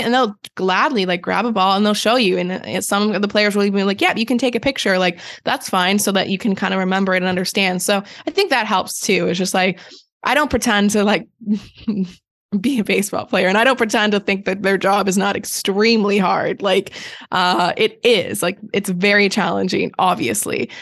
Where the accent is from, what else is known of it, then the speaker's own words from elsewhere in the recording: Canada; growing up in Canada